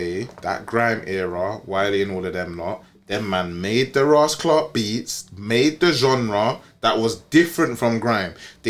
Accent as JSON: {"language": "English", "region": "England", "country": "United Kingdom", "said": "they work out that I'm from England."}